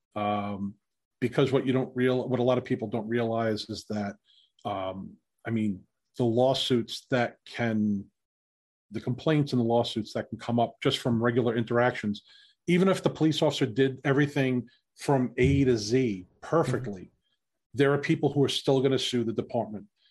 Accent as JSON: {"language": "English", "town": "New York City", "region": "New York", "country": "United States", "tie": "born or raised there", "said": "I grew up in New York City"}